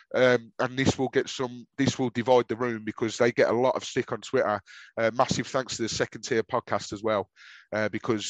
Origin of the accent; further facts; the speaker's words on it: Birmingham, West Midlands, United Kingdom; accent: Brummy; my whining Brummy accent